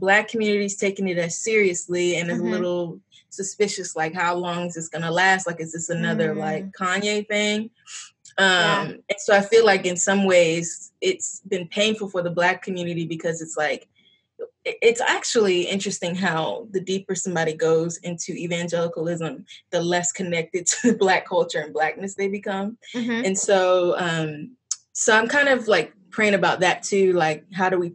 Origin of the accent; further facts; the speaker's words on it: Chesapeake, Virginia, United States; I'm from the Chesapeake area. And I grew up here